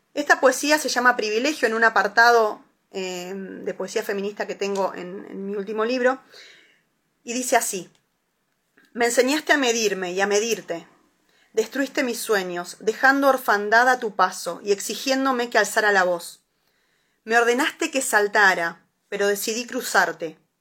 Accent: La Plata, Buenos Aires Province, Argentina; yo soy de La Plata

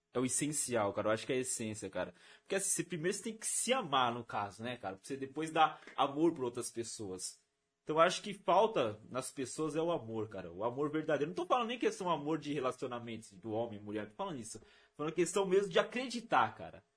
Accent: Rio Grande da Serra, São Paulo, Brazil; eu sou de Rio Grande da Serra

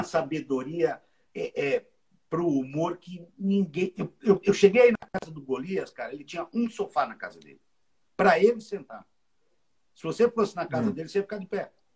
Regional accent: Brazil; moved away as an adult; now in United States; eu sou do Jardim Maringá

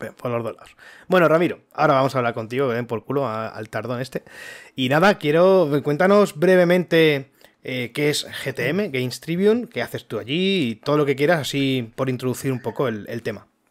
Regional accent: Elda, Valencian Community, Spain; aquí a Elda, que nosotros somos de Elda

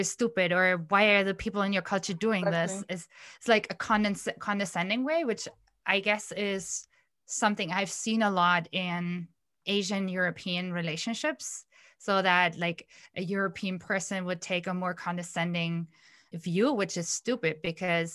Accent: India; moved away as an adult; now in Germany; whenever we arrive in Delhi at the airport, it feels like, you know, chains fall off of my arms and legs because I don't have to be so organized, like the environment that I grew up in.

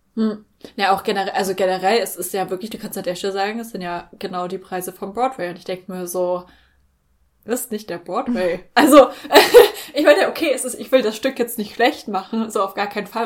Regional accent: Germany; für uns als Deutsche

